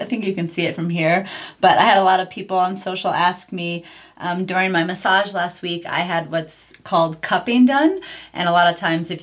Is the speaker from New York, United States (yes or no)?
yes; New York, United States; moved away; I'm originally from New York